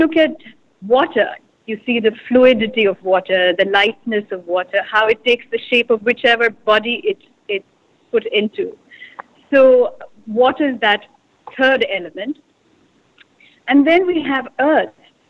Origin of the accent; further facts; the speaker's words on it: India; You know, I have to say, growing up in India is a very it's not just one picture.